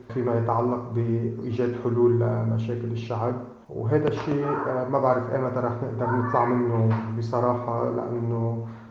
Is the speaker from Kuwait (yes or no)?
no; Lebanon; نحن كشعب لبناني